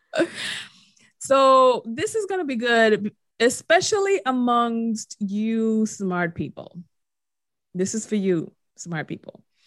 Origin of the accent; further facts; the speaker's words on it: Dominican Republic; accent: Dominican; my little Dominican accent came out.